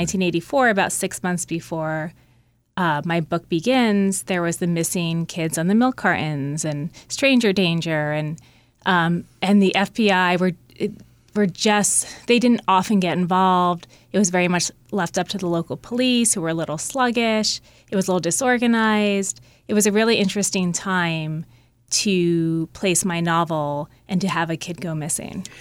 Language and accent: English; Mendham, New Jersey, United States; my hometown, Mendham, New Jersey.